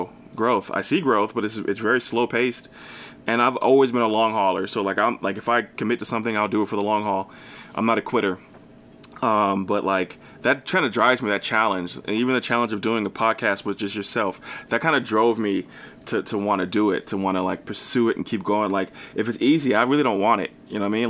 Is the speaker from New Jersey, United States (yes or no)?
yes; New Jersey, United States; I'm from New Jersey